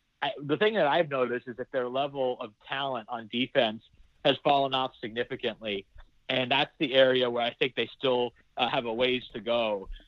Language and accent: English; Pac-12 country, West Coast, United States; I grew up in Pac-12 country, you know, going to games at Cal